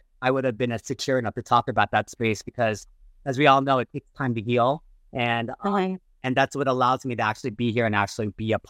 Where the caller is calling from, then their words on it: Northridge, California, United States; And I'm streaming from Northridge.